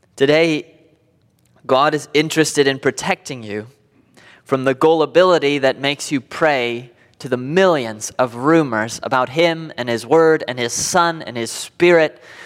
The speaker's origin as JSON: {"language": "English", "country": "United States", "said": "Being an American"}